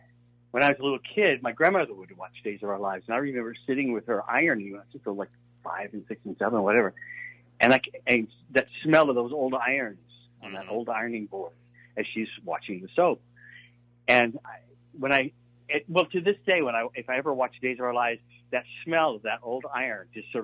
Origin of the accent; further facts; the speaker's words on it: Hattiesburg, Mississippi, United States; But I'm from Hattiesburg, Mississippi. I mean, I was a little Southern boy, and, you know, my family was not in show business.